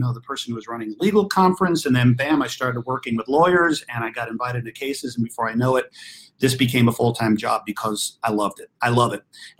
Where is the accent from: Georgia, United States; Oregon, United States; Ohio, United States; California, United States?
California, United States; Los Angeles; I grew up right here in my hometown, Hollywood, California.